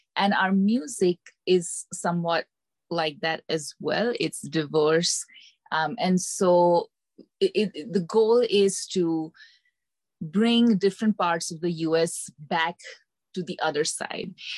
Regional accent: India; moved away as an adult; now in Decatur, United States; I am originally from India, and I moved to the US in 2011 for my MBA to Atlanta

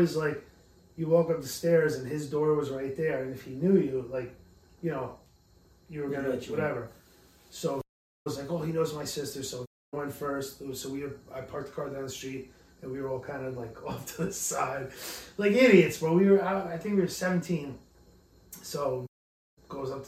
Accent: Tarrytown, New York, United States; I'm from Tarrytown

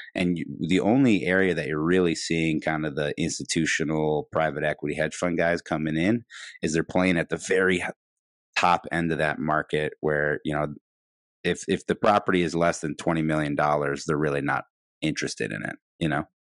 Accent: Midwest, United States; now in Chicago, United States; being a Midwesterner, living in Chicago

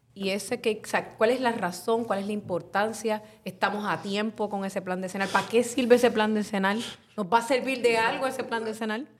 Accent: Carolina, Puerto Rico; mi pueblo de Carolina

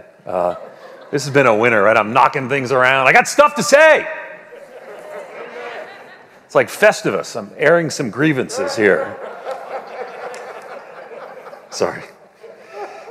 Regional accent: Long Island, New York, United States; growing up in Long Island

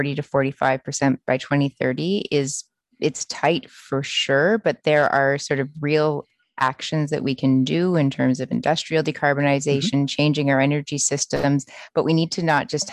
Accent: Port Credit, Ontario, Canada; moved away as an adult; also born or lived in Ottawa; I grew up in Port Credit, Ontario, which is about 2 hours south of where I am right now.

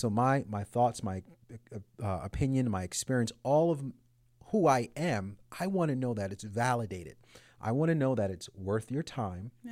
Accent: United States; I'm American

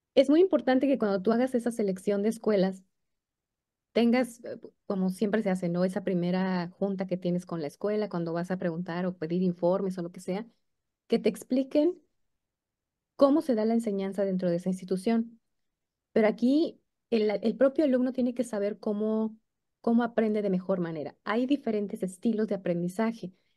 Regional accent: Mexico; nosotros como mexicanos queremos escribir en inglés como escribimos en español

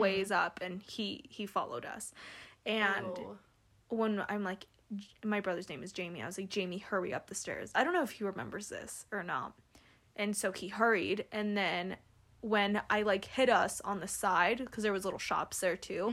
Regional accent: California, United States; now in Salt Lake City, United States; I'm from California

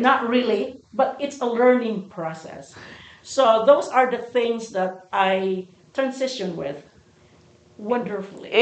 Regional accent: Philippines; moved away as an adult; now in United States; I moved from the Philippines to America

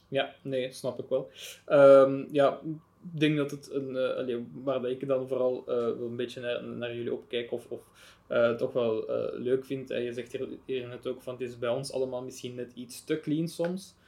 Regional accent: Belgium

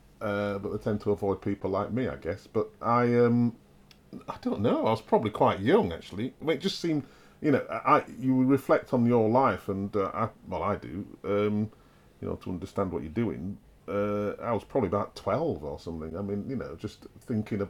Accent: Wakefield, Yorkshire and the Humber, United Kingdom; I grew up in Wakefield

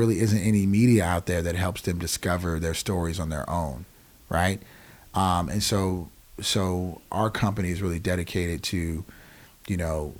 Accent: Germany; And I grew up in Germany, like I said before.

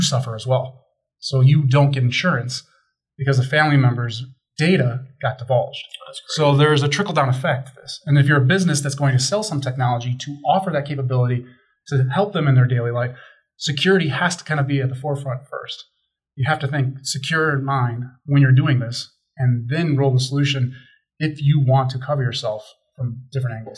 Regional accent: Chicago, Illinois, United States; I grew up in Chicago

